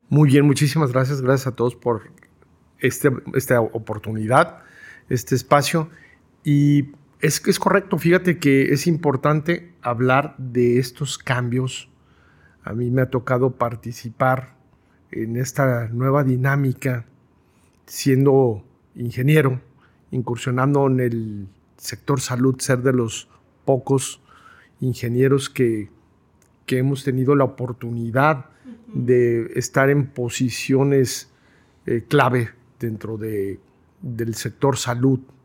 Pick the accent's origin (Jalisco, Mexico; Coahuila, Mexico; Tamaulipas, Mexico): Jalisco, Mexico; Guadalajara; Yo soy tapatío, totalmente, ortodoxo, pudiera definirlo, además recalcarlo, tapatío ortodoxo